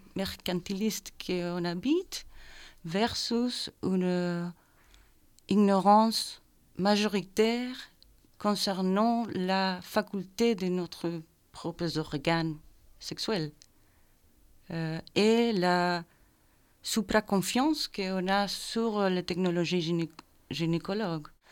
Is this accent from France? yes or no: no; Chile; French is a second language; moved away as an adult; also born or lived in Belgium; now in Brussels, Belgium